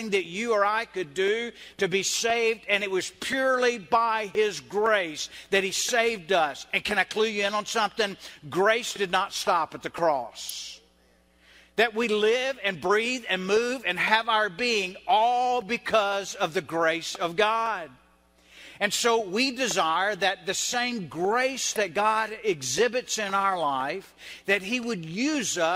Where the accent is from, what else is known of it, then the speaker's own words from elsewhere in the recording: the South, United States; I'm Southern, I'm white, and I grew up in a Baptist church